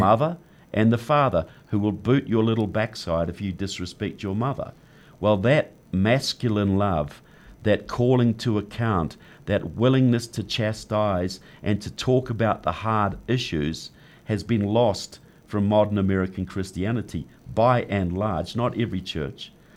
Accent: New Zealand; moved away as an adult; now in United States; I'm from New Zealand.

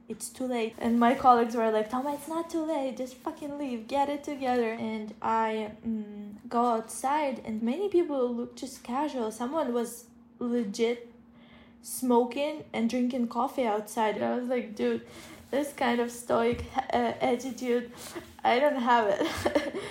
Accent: Ukraine; born or raised there; now in Kyiv, Ukraine

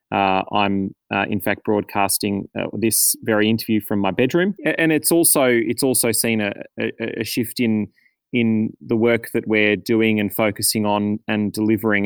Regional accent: Australia; as an Australian community

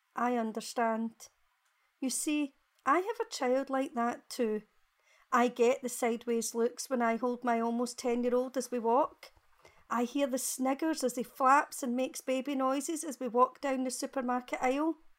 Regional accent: Glasgow, Scotland, United Kingdom; I'm from Glasgow in Scotland.

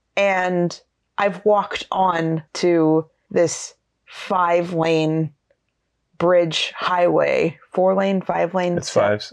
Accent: Pacific Northwest, United States; now in Portland area, United States; we grew up in the Pacific Northwest

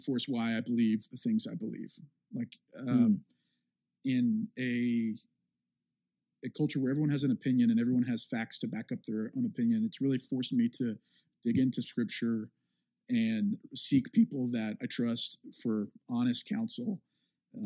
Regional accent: the South, United States; I'm from the South and there's a very specific type of church and mega church culture there

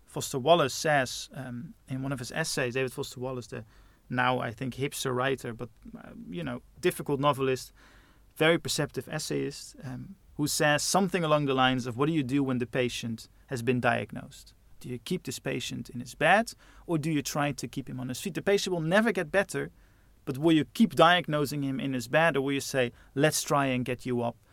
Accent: Netherlands; Growing up in those suburbs in Holland

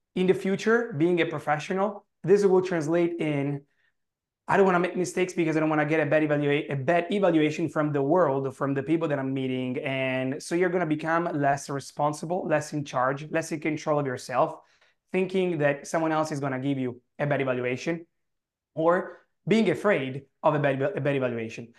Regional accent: Italy; accent: heavy Italian; English is a second language; my heavy Italian accent

